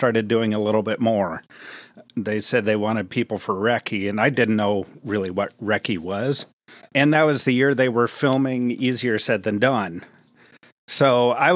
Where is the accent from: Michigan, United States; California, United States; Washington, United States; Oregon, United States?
Washington, United States; Olympia; I grew up in Olympia